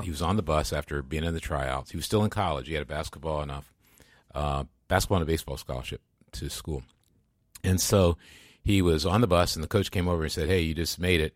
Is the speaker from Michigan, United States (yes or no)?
yes; Grand Rapids, Michigan, United States; my hometown, Grants, Michigan